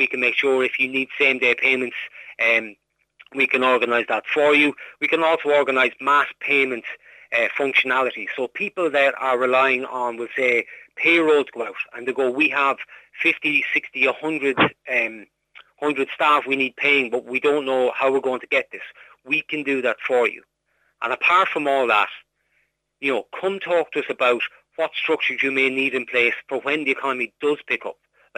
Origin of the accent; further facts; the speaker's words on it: Ireland; we're Irish, we're out there, we're able to do all this